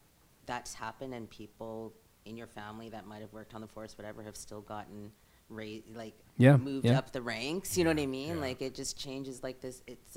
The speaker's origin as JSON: {"language": "English", "town": "Toronto", "region": "Ontario", "country": "Canada", "tie": "born or raised there", "moved": "yes", "lives_now": "Vancouver, Canada", "said": "So I was born and raised in Toronto, right? And Toronto was a great place to live because I had such a multicultural group of people"}